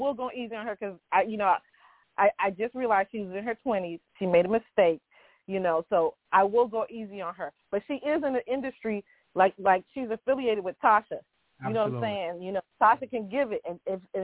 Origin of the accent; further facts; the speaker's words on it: Miami, Florida, United States; I'm actually from Miami